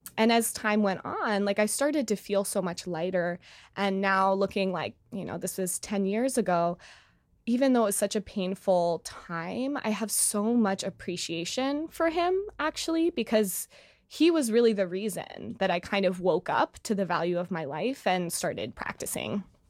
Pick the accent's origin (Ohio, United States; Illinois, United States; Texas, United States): Illinois, United States; Chicago; moved away as an adult; now in New York City, United States; I'm originally from Chicago, but, uh, just moved to New York City